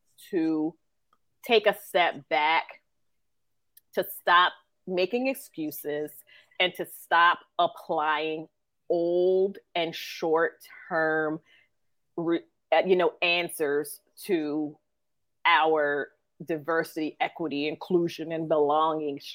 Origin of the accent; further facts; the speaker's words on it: New Jersey, United States; I'm from South Jersey